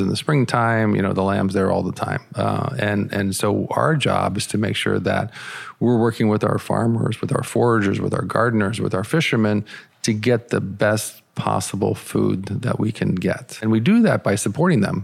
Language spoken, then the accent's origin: English; United States; I'm an American chef